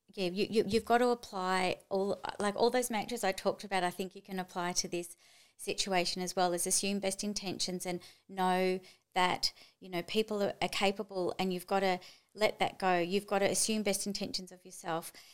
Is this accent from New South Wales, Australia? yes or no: no; Melbourne, Victoria, Australia; also born or lived in Japan / Chile / Tokyo; now in Gold Coast, Australia; I'm from Melbourne